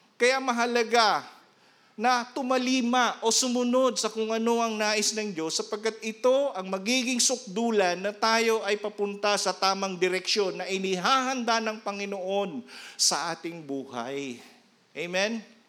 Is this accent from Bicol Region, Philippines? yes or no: yes; Iriga, Bicol Region, Philippines; moved away; doon sa amin sa Iriga